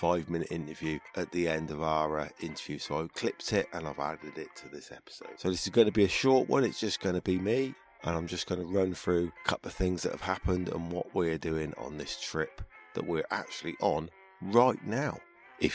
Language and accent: English; United Kingdom; as a Brit